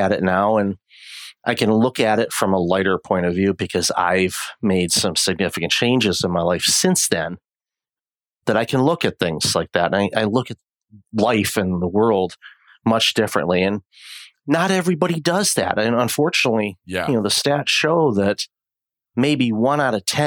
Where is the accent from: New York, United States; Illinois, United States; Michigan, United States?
Michigan, United States; Detroit; moved away as an adult; also born or lived in Windsor, Ontario; now in Toronto, Canada; I'm originally from the Detroit area and immigrated to Canada with my my then wife back in 2004.